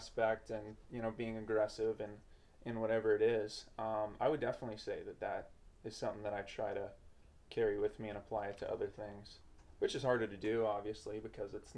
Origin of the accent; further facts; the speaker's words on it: Bay Area, California, United States; moved away as an adult; now in Austin, United States; We're from the Bay Area, California